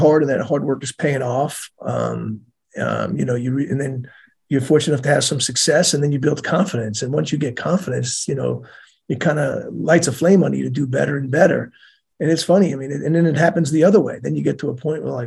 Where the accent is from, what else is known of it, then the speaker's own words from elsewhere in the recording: Bethpage, New York, United States; moved away as an adult; in my town, I grew up in Bethpage